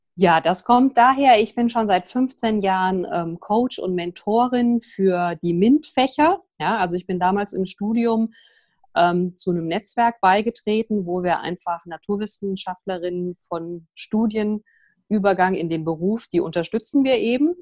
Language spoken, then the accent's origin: German; Vogelsberg, Hesse, Germany; also born or lived in Frankfurt; Ich bin hier im Vogelsberg geboren, wer das kennt sozusagen, äh, muss man sich vorstellen, zwischen Frankfurt und Kassel, ein ganz kleines Dorf, 350 Einwohner. Und ja, da bin ich aufgewachsen